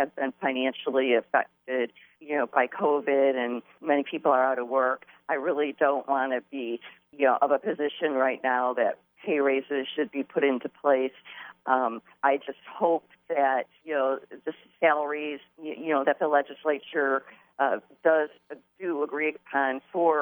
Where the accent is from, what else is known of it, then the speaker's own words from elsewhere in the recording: Grosse Pointe Woods, Michigan, United States; moved away as an adult; also born or lived in Wayne County, Michigan; now in Port Huron, United States; I was born in Wayne County. I grew up in Grosse Pointe Woods, and I have lived in the Port Huron area for the last almost 36 years.